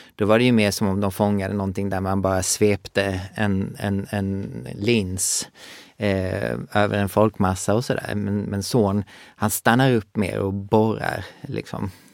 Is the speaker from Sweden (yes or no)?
yes; Sweden; moved away; also born or lived in Skåne / Gothenburg; jag är uppvuxen i Skåne och Göteborg